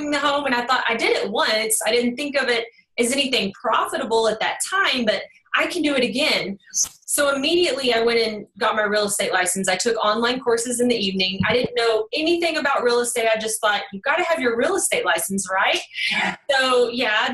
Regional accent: Kaufman, Texas, United States; accent: Texas twang; also born or lived in Dallas, Texas; I'm actually from Kaufman. It's more of a country town. Now I'm a little closer to the Dallas area. So just hang in there with this Texas twang, y'all

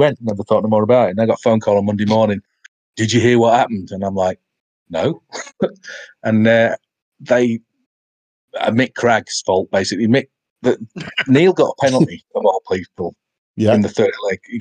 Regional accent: United Kingdom; I'm from the UK

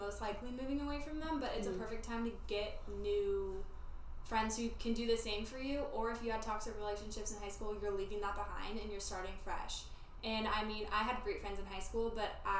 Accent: California, United States; moved away as an adult; now in Arizona, United States; I'm from California

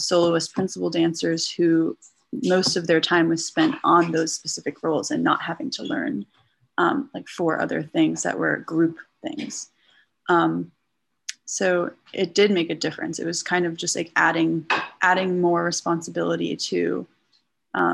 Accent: Acton, Massachusetts, United States; moved away; also born or lived in New York City, New York / New Jersey; I grew up in Acton

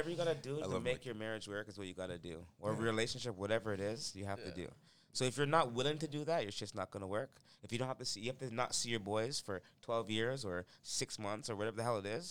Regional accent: Toronto, Ontario, Canada; moved away as an adult; also born or lived in Malvern, Scarborough; now in Markham, Canada; I'm growing up in Orton Park, so my dad's not around.

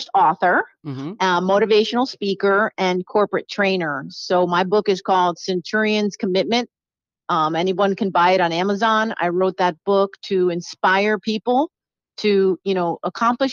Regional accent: New Jersey, United States; now in South Carolina, United States; I was born in New Jersey, and I'm the youngest of four children. My father was from Argentina, and my mother's from Puerto Rico. And so we grew up in New Jersey

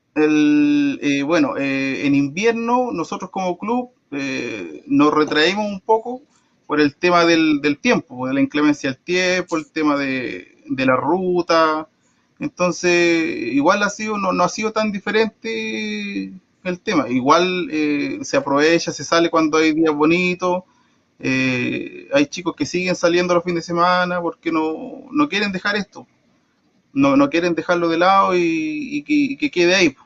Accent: Traiguén, Araucanía, Chile; yo soy de acá de Los Trigales

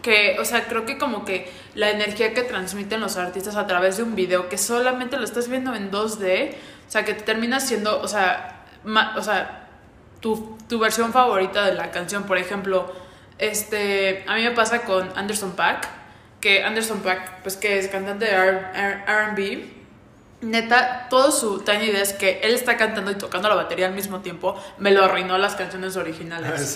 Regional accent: Veracruz, Mexico; en mi tierra veracruzana

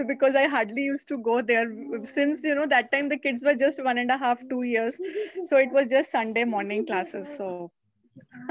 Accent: Delhi, India; born or raised there; first language Hindi; English is a second language; also born or lived in Coimbatore

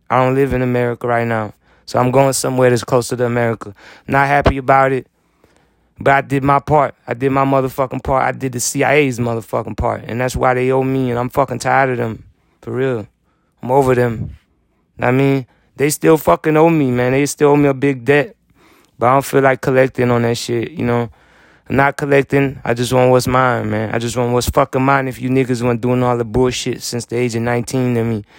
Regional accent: United States; moved away as an adult; I am American

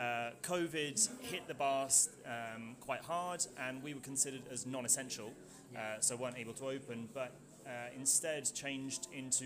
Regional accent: High Wycombe, South East England, United Kingdom; moved away as an adult; now in Bordeaux, France; I was born in the northwest, born in the UK, northwest London, near High Wycombe

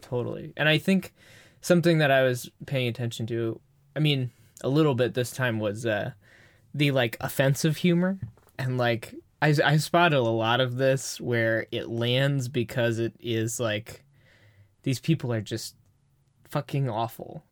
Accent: Bay Area, California, United States; we're from the Bay Area

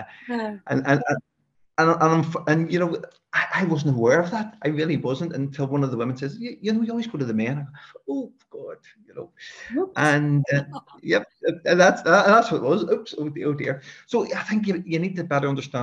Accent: Belfast, Northern Ireland, United Kingdom; a fella like me, who was brought up in West Belfast, we really didn't venture outside of West Belfast

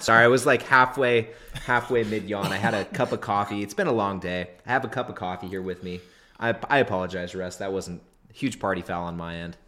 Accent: Northern California, United States; a duplex in my hometown in Northern California

